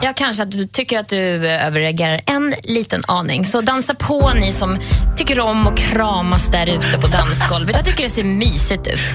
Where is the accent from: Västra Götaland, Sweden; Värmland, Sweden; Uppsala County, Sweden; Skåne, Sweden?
Värmland, Sweden; Jag är från Värmland